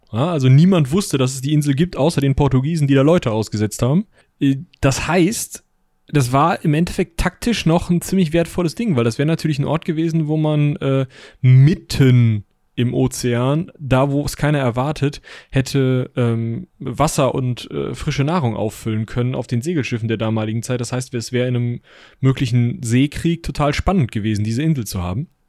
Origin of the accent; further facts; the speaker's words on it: Münster, North Rhine-Westphalia, Germany; Aber also ich, also als Münsteraner